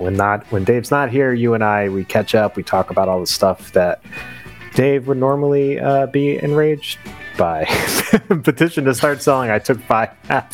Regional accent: New York, United States; growing up as a New Yorker

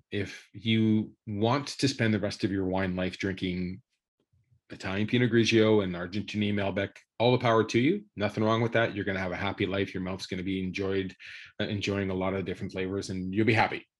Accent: Thunder Bay, Ontario, Canada; I was born in Ontario, northwestern Ontario, a great little town called Thunder Bay

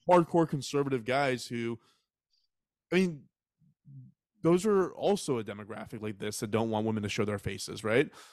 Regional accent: Texas, United States; I was raised in Texas

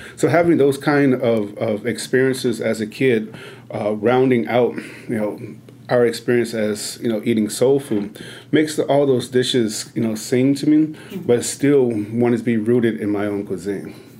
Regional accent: Chicago, Illinois, United States; moved away; growing up in Chicago, where sugar and cornbread is is is a religion

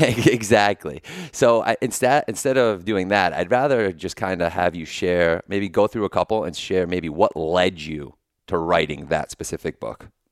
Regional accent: New Haven, Connecticut, United States; I'm from New Haven

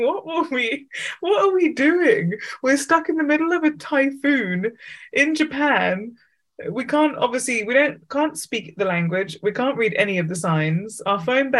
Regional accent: England, United Kingdom; I was from England

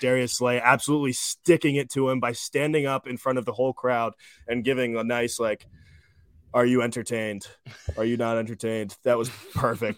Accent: Darby, Pennsylvania, United States; I grew up in Darby

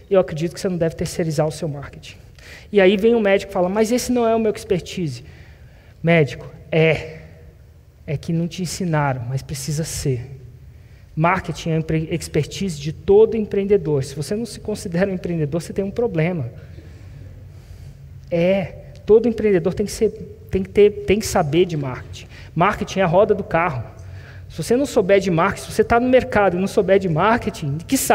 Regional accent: Florianópolis, Santa Catarina, Brazil; Eu sou de Floripa.

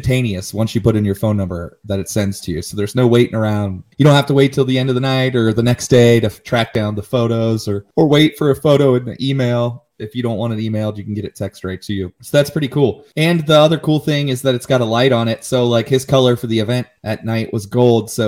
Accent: Cincinnati, Ohio, United States; I'm from Cincinnati and a Bengals fan

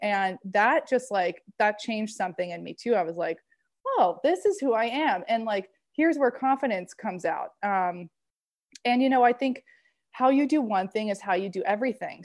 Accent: Maine, United States; moved away as an adult; now in California, United States; In California, I'm from Maine originally

